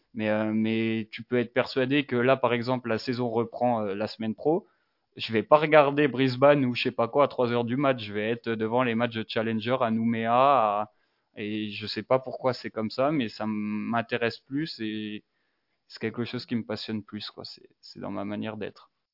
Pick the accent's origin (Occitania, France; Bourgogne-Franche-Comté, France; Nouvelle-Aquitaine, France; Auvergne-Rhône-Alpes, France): Bourgogne-Franche-Comté, France; Dijon; j'ai 23 ans, je viens de Dijon